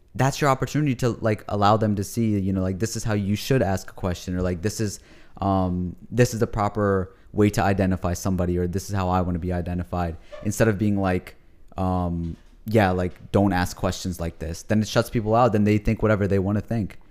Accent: United States; I'm a Pakistani American. That's what I call myself

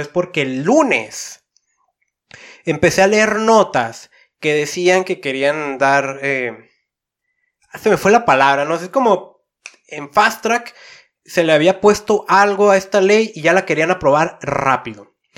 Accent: Tijuana, Baja California, Mexico; Yo vengo de una ciudad de Tijuana

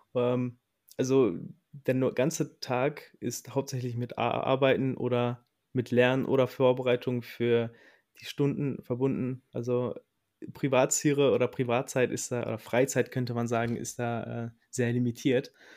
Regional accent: Recklinghausen, North Rhine-Westphalia, Germany; Ich komme aus dem Herzen des Ruhrpots, aus Recklinghausen

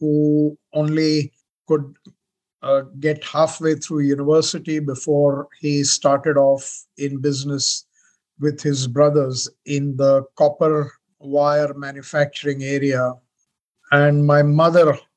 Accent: Mumbai, Maharashtra, India; moved away as an adult; now in Australia; I was born in Bombay

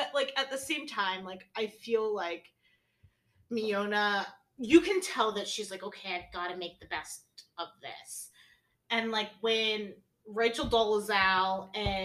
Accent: United States; And I'm an American.

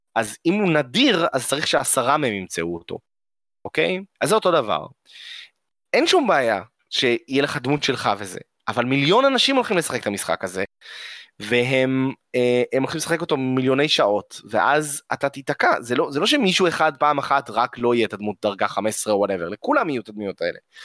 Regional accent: Israel; אנחנו ישראלים מתוחכמים

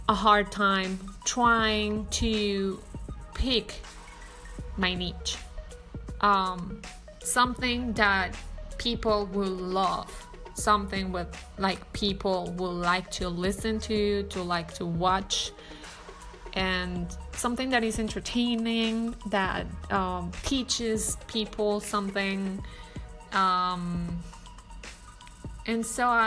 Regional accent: Colombia; especially that I'm not from here, I'm from Colombia.

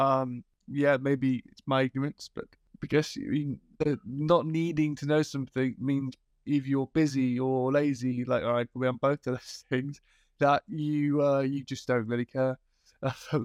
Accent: Liverpool, North West England, United Kingdom; I'm from Liverpool

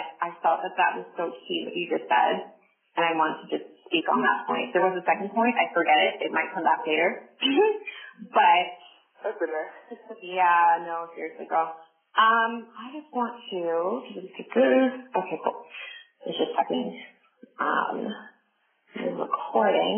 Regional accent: Southern Ontario, Canada; somebody from Southern Ontario or from Canada or from Ontario, period

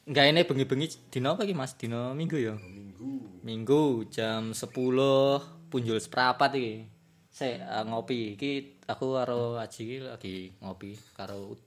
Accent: Java, Indonesia; Karena uh, aku sendiri orang Jawa ya. Jadi nanti kita akan membahas dengan menggunakan bahasa Jawa.

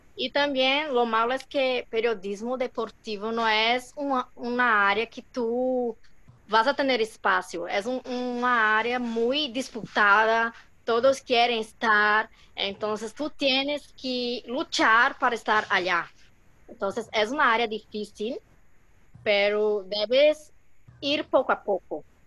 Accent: Brazil; Spanish is a second language; como buena brasileña

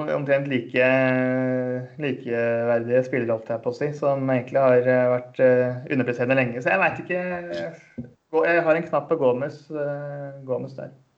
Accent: Eastern Norway, Norway; Nå er jeg østlending

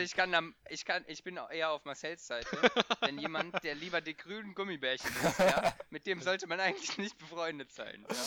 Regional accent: Hesse, Germany

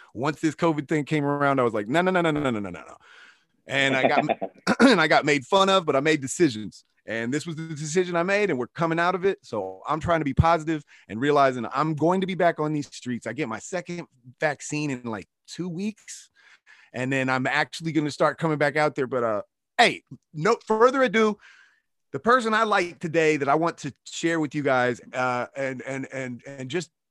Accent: Kansas, United States; also born or lived in wine country, California; now in Los Angeles, United States; I'm from Kansas.

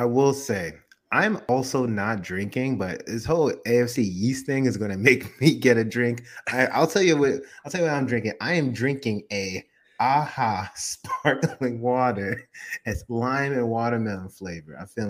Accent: Miami, Florida, United States; I was born in Miami, Florida.

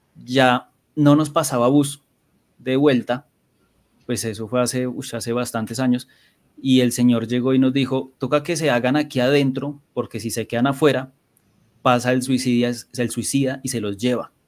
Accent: Bogotá, Colombia; crecí en Bosa

